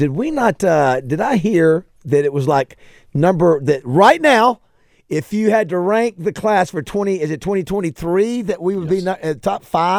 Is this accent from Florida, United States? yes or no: yes; Panama City, Florida, United States; I'm from Panama City, Florida.